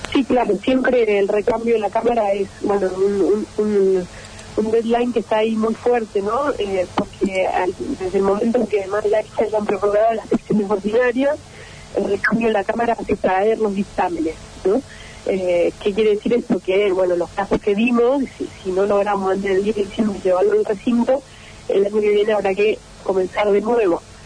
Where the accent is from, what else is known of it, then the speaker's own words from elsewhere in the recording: Córdoba, Argentina; nuestra provincia